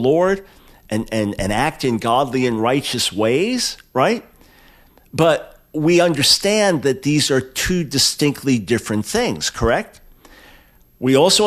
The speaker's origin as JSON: {"language": "English", "country": "United States", "said": "I'm an American"}